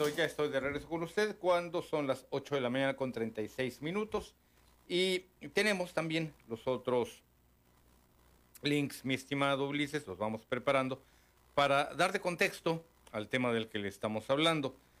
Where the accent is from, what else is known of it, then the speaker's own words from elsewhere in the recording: Mexico; como mexicanos